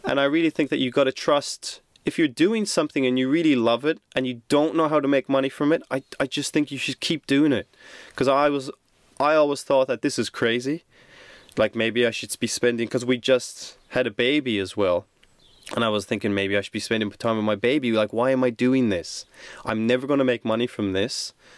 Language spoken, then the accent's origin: English; Ireland; moved away; also born or lived in Sydney, Australia